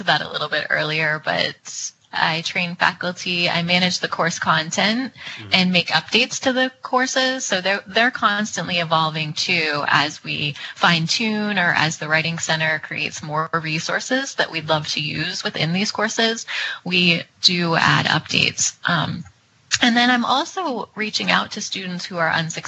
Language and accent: English; New England, United States; now in Minneapolis, United States; I am originally from New England, so I'm returning there with my husband and my son